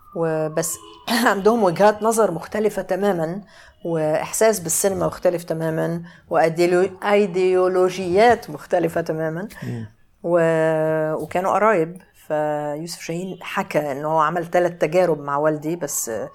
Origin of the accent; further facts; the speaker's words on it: Cairo, Cairo Governorate, Egypt; انا اتولدت في القاهره في اكتوبر